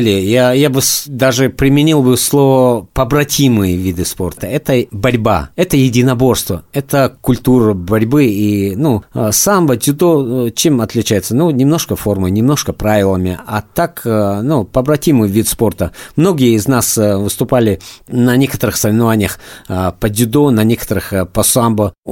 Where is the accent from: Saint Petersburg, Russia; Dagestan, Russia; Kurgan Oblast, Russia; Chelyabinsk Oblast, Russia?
Dagestan, Russia; moved away as an adult; now in Moscow, Russia; Я из Дагестана, но {S1} давно э, учился, уже э, институт заканчивал в Москве, остался, э, также выступал за Москву, остался в Москве бороться